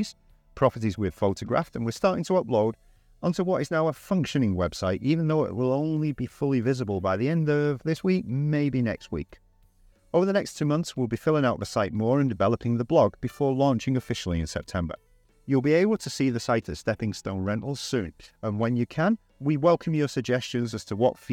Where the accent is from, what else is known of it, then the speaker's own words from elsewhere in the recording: United Kingdom; moved away as an adult; now in Valencia, Spain; I walk down the street of my hometown